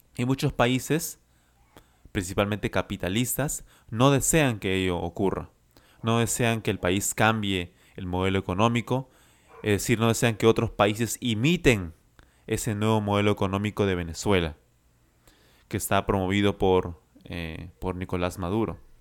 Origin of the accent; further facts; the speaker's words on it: Lima, Peru; I am from Lima, Peru